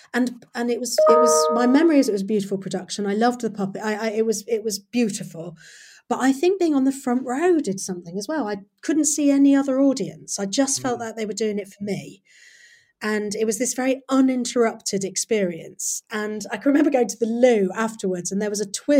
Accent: Nottingham, East Midlands, United Kingdom; I grew up in Nottingham

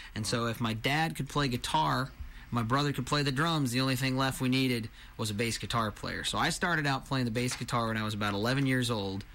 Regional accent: Marysville, Kansas, United States; now in Bonner Springs, United States; I am originally from Marysville, Kansas. These days I live in Bonner Springs, Kansas

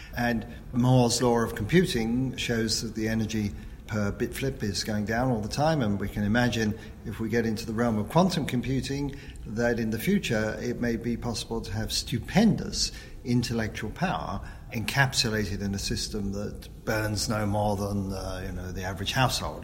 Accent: London, United Kingdom; when I was growing up in London in the 50s and 60s

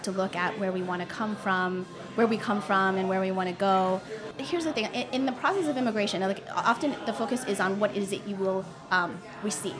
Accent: Virginia Beach, Virginia, United States; I grew up in Virginia Beach

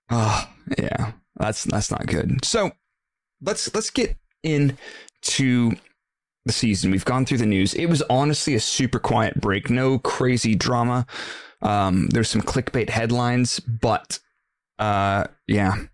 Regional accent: Stevenage, East of England, United Kingdom; I'm from Stevenage.

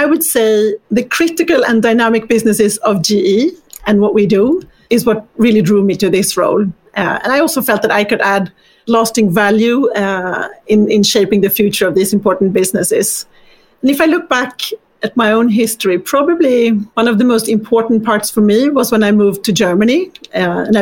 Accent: Stockholm, Stockholm County, Sweden; moved away; My journey started in Sweden. I grew up in Stockholm

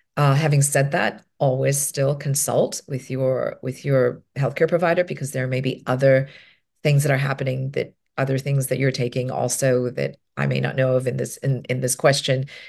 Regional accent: Hong Kong; I'm from Hong Kong

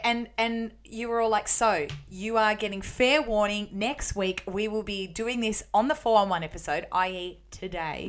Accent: Melbourne, Victoria, Australia; the suburb where I grew up in Melbourne.

